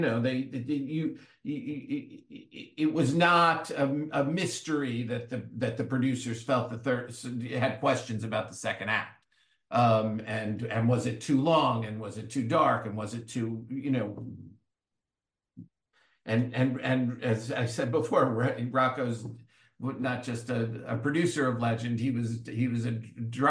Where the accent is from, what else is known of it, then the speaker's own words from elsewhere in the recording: Great Neck, New York, United States; I'm from Great Neck